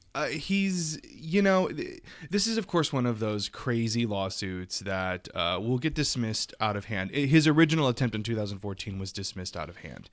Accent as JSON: {"language": "English", "region": "the South", "country": "United States", "said": "I'm from the South and we say Frenchie."}